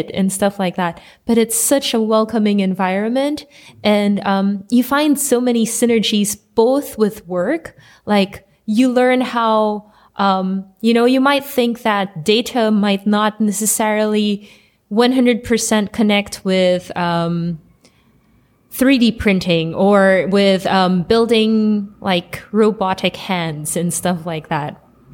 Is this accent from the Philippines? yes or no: yes; Philippines; also born or lived in Germany / Indonesia; now in Jordan; I am originally from the Philippines, and I've lived in Germany, Indonesia, and now currently in Jordan